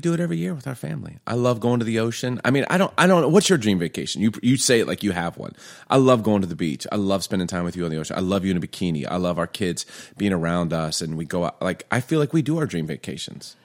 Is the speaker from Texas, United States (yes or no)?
no; Chicago, Illinois, United States; also born or lived in Baltimore; growing up in Baltimore, Chicago